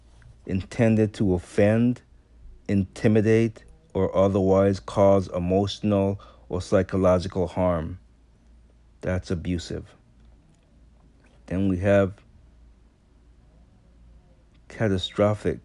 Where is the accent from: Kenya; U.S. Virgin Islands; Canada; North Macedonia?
U.S. Virgin Islands; born or raised there; now in United States